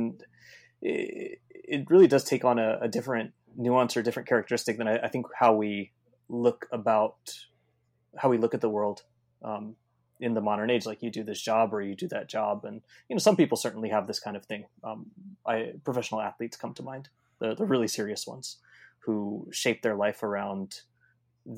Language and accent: English; California, United States; I'm from California